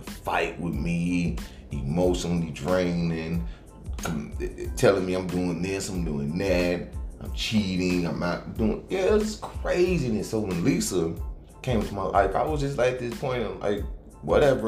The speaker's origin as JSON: {"language": "English", "town": "St. Louis", "region": "Missouri", "country": "United States", "tie": "born or raised there", "said": "I was born and raised in Baden, in St. Louis. I lived all my life in St. Louis, Missouri."}